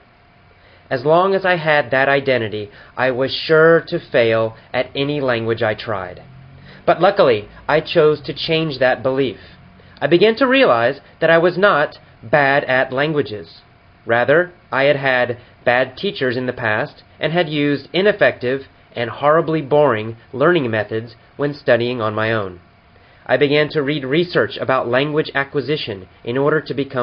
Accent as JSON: {"language": "English", "country": "United States", "tie": "born or raised there", "said": "I was born here, and I'll always be an American."}